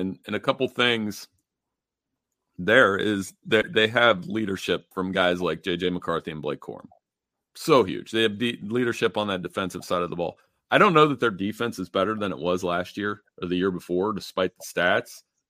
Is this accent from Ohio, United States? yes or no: yes; Central Ohio, United States; I'm biased growing up in Central Ohio and having family that both sides of this thing.